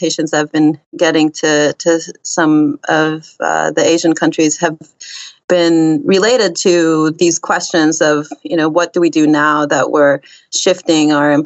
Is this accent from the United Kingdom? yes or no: no; Israel; I'm from Israel